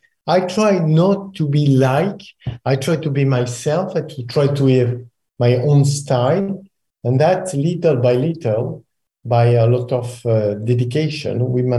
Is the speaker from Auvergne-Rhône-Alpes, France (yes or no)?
no; Pézenas, Occitania, France; Pézenas, my hometown where I was born, actually.